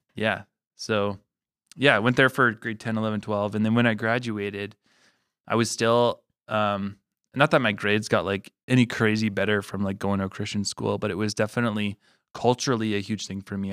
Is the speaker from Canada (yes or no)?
yes; La Salle, Manitoba, Canada; also born or lived in Regina, Saskatchewan; I was born in Regina, grew up in Manitoba